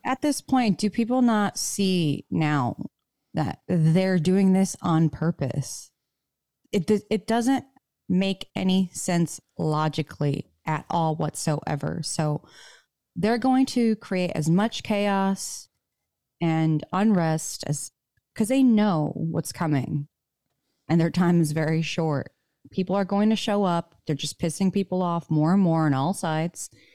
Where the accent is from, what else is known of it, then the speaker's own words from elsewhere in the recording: Michigan, United States; now in Nevada, United States; the public schools I grew up in Michigan